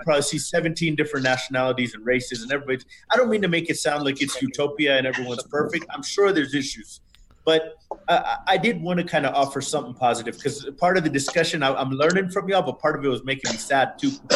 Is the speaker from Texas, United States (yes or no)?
yes; Houston, Texas, United States; moved away as an adult; now in Bogota, Colombia; my hometown is Houston